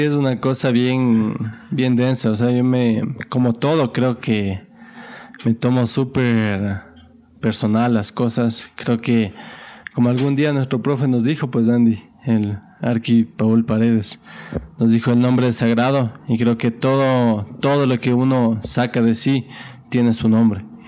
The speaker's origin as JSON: {"language": "Spanish", "country": "Ecuador", "said": "como ecuatoriano"}